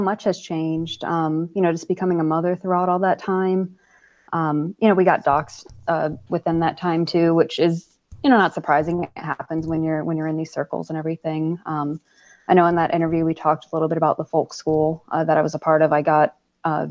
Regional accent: South Florida, United States; moved away; I grew up in South Florida

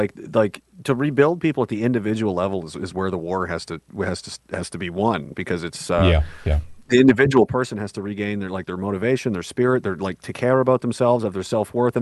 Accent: Canada; I'm Canadian content

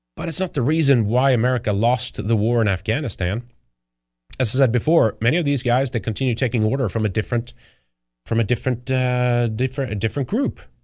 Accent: Sweden; moved away; I grew up in Sweden

